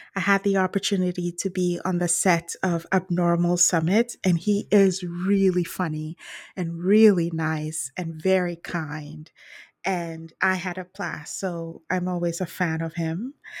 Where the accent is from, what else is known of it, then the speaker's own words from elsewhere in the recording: British Columbia, Canada; I'm from British Columbia.